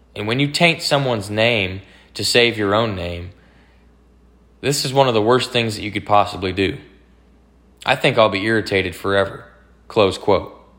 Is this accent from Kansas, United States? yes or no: no; Dallas, Texas, United States; my hometown, Dallas